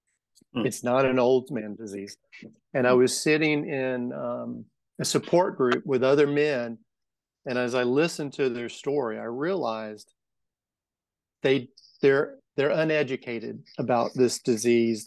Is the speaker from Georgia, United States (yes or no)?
yes; Macon, Georgia, United States; So I grew up in Macon. I grew up in Bloomfield. I went to Southwest High School. Never left Macon.